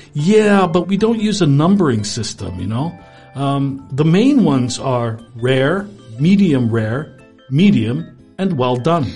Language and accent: English; Canada; I'm Canadian